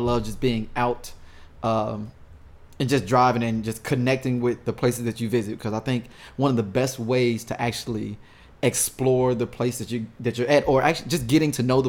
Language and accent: English; St. Louis, Missouri, United States; I mean, I'm from St. Louis. I'm Midwest.